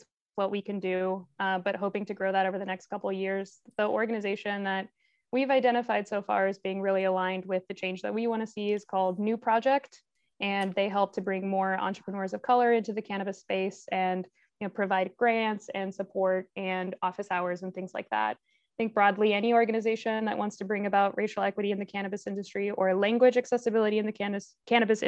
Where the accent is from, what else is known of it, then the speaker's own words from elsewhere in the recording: Texas, United States; I grew up in Texas with Nicaraguan parents